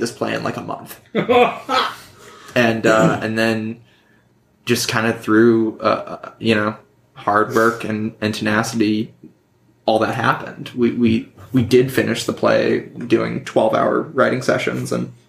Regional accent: Vancouver, British Columbia, Canada; We're both from Vancouver

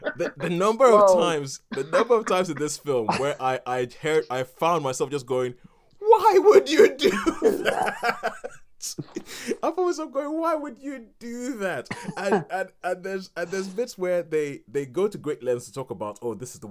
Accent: Nigeria; growing up in Nigeria and watching American films

